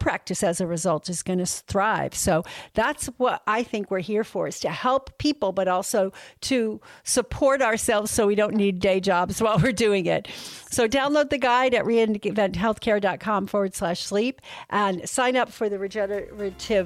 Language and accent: English; New York, United States; now in Texas, United States; I'm from New York, that's what we say